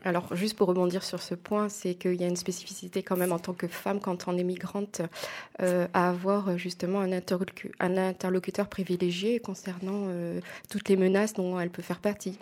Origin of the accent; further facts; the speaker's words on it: Aix-en-Provence, Provence-Alpes-Côte d'Azur, France; je suis née sur Aix, j'ai toujours habité sur Aix.